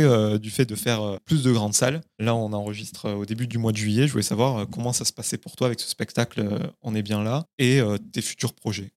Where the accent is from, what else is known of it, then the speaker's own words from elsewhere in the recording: Carcassonne, Occitania, France; also born or lived in Toulouse; now in Paris, France; j'ai vécu 7 ans à Toulouse, mais je suis originaire de Carcassonne